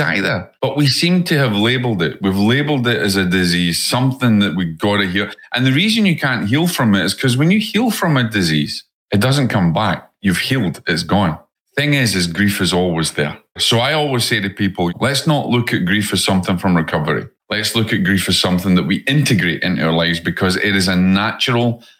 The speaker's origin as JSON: {"language": "English", "region": "Scotland", "country": "United Kingdom", "accent": "Scottish", "moved": "yes", "said": "my Scottish accent"}